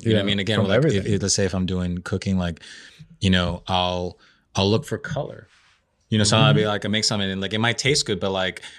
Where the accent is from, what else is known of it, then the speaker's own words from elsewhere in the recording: Peru; I'm from Peru. We are big on potatoes.